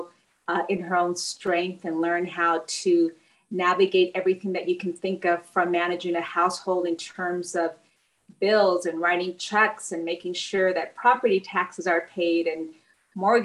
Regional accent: Bell, California, United States; I was born and raised in Southeast Los Angeles. I grew up in a community called Bell, California

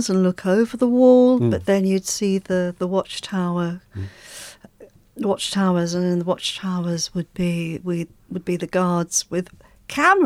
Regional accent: London, United Kingdom; I grew up in Shepherd's Bush in London next to Wormwood Scrubs prison

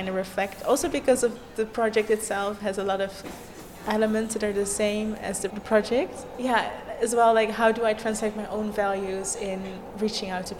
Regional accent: The Hague, South Holland, Netherlands; my hometown, The Hague

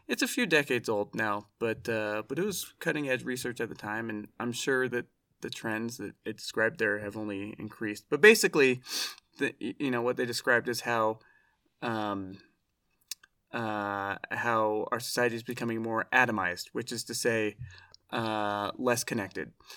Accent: Oregon, United States; I grew up in Oregon

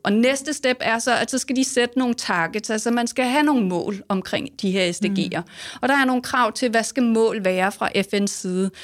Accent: Denmark; som danskere

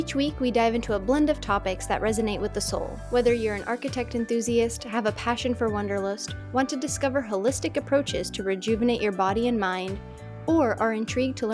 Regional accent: Czechia; moved away; we're both from the Czech Republic

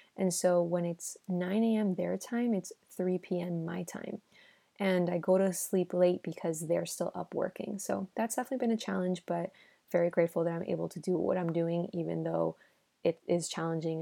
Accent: Miami, Florida, United States; first language Spanish; English is a second language; moved away as an adult; also born or lived in Los Angeles, United States; now in Madrid, Spain; in Miami, I grew up with Spanish speaking everywhere, right? So my first language is Spanish

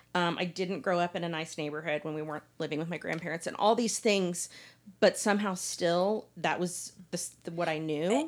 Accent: Dallas, Texas, United States; I grew up here in Dallas

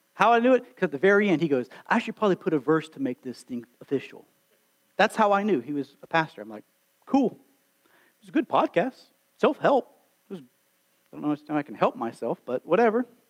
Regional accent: Alabama, United States; I was born and raised here in Alabama, slap out Alabama

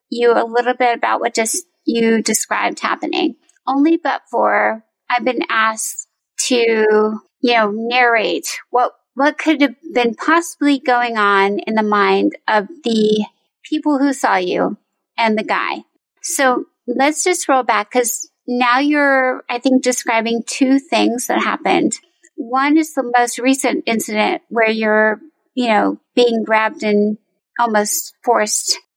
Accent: Northern Virginia, United States; Yes, I grew up in Northern Virginia. Um, I attended UVA from 2016 to 2020, and I have lived here pretty much all my life.

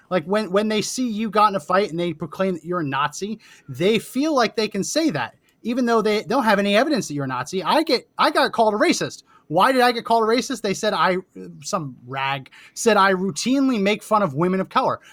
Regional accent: New Jersey, United States; I grew up in New Jersey

